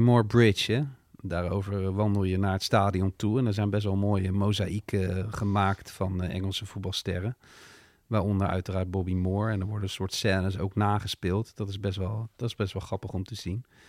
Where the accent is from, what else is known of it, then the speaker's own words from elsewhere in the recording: Netherlands; wij als Nederlanders